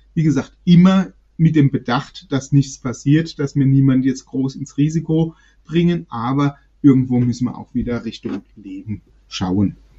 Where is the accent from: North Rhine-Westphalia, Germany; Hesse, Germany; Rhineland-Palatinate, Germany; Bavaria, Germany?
Rhineland-Palatinate, Germany; Worms; Ich bin auf der Fischerwelt groß geworden, bin dort geboren.